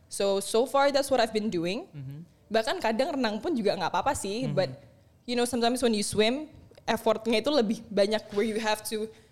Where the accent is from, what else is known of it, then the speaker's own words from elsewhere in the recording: Indonesia; kamu asli mana? Indonesia